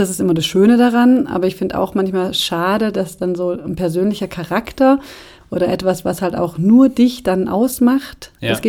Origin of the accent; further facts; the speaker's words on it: Brazil; now in Germany; ich bin in Brasilien aufgewachsen, ähm, habe viele Freunde in Brasilien, reise oft oder gerne nach Brasilien